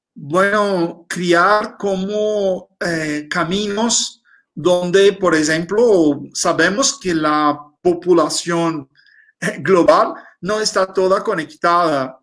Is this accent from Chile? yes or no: no; Brazil; Spanish is a second language; tenemos una, una identidad muy fuerte, ¿no? Como, como brasileños